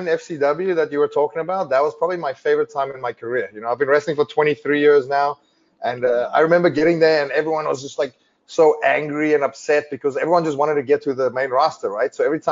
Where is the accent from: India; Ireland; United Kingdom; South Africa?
South Africa; growing up in South Africa